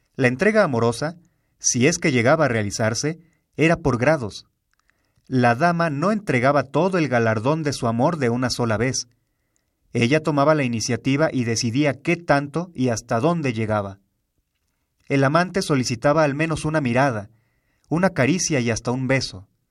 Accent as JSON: {"language": "Spanish", "country": "Mexico", "said": "los mexicanos"}